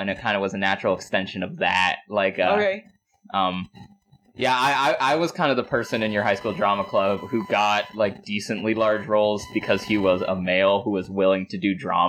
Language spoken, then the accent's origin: English; Melrose, Massachusetts, United States; also born or lived in Boston, Massachusetts; I grew up in Melrose, Massachusetts, just a little bit north, and now I live in Boston, Massachusetts, the city proper.